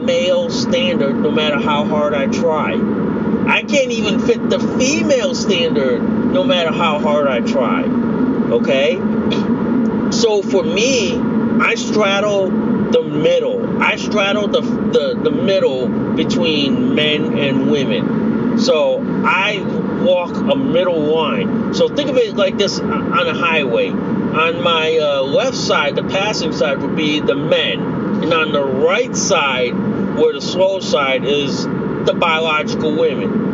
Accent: United States; I'm Laotian American.

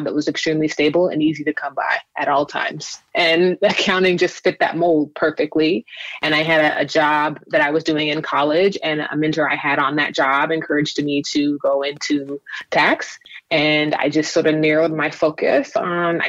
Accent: Los Angeles, California, United States; also born or lived in Inglewood, California / Kern County, California; I was born in Inglewood, and I spent some time in Central California in Kern County. And then I moved back to LA when I was a teenager and have been here ever since

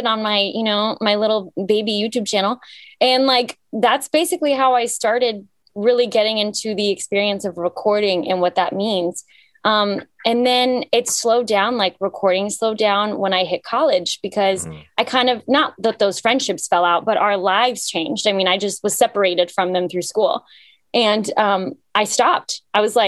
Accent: Cyprus; now in Atlanta, United States; I was born in Cyprus, which is in the Mediterranean

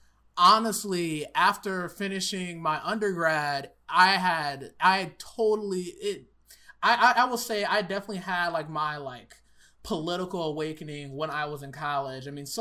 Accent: Southfield, Michigan, United States; also born or lived in Columbus, Ohio; I grew up in Southfield, which is like a Detroit suburb

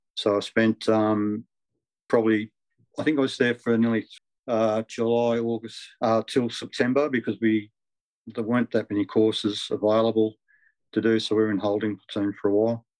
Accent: Melbourne, Victoria, Australia; I spent all my childhood years growing up in Eltham

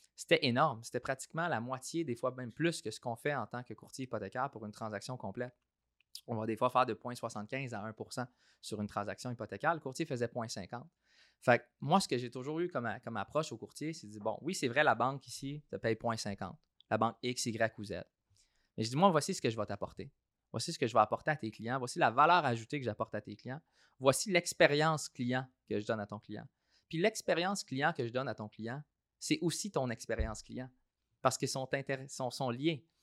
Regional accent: Saint-Hyacinthe, Quebec, Canada; born or raised there; moved away as an adult; also born or lived in Toronto / Australia

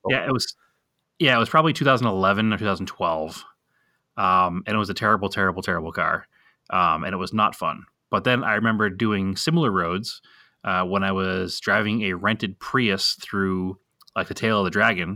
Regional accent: Boston, Massachusetts, United States; moved away; we're from Boston

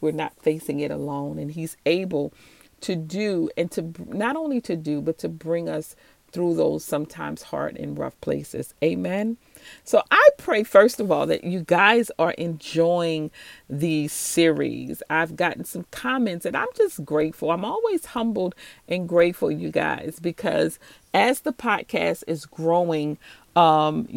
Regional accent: New Orleans, Louisiana, United States; I'm from New Orleans, Louisiana. So if you hear that accent and you hear me say baby, that's what you're hearing

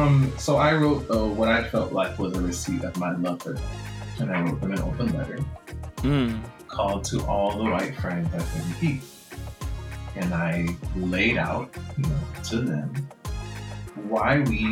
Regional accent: Jamaica; accent: Jamaican; So a friend of mine has been encouraging me to just use my Jamaican accent.

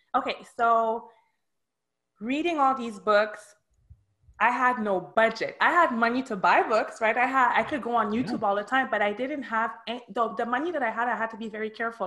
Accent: Montreal, Quebec, Canada; moved away as an adult; also born or lived in Miami; now in Boca Raton, United States; I was born and raised in Montreal

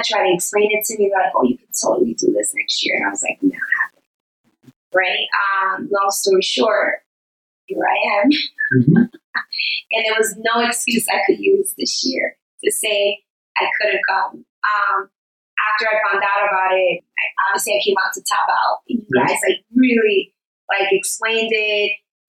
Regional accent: New York City, New York, United States; I'm from New York.

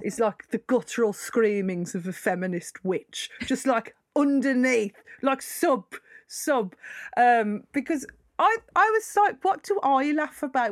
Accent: United Kingdom; I'm just British.

